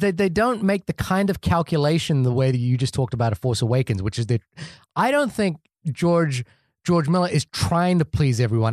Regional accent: New Zealand; born or raised there

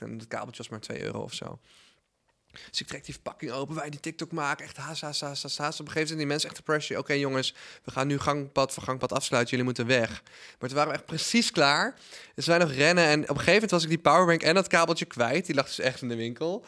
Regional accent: Netherlands; also born or lived in United States; als Nederlander

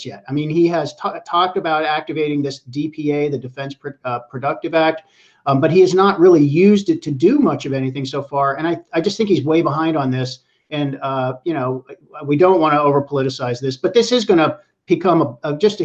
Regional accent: Pittsburgh, Pennsylvania, United States; moved away; I'm from Pittsburgh, which is flyover country. I grew up there and I still have family there.

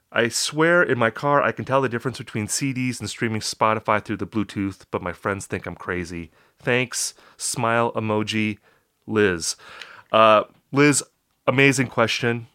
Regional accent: Upper Midwest, United States; I am from the Upper Midwest

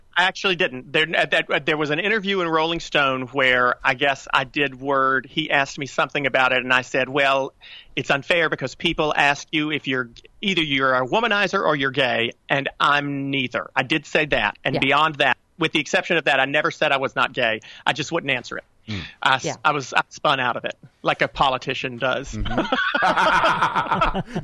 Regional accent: North Carolina, United States; born or raised there

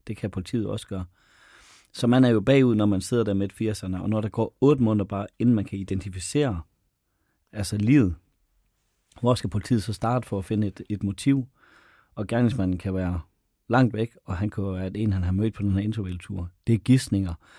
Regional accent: North Jutland, North Denmark Region, Denmark; det ligger 15-20 km fra mit barndomshjem

